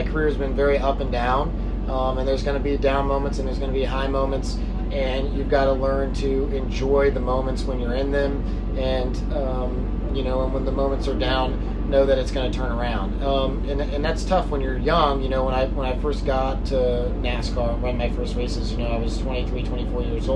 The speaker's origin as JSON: {"language": "English", "town": "Houston", "region": "Texas", "country": "United States", "tie": "born or raised there", "also_born_or_lived": "California", "moved": "yes", "said": "I grew up in Houston"}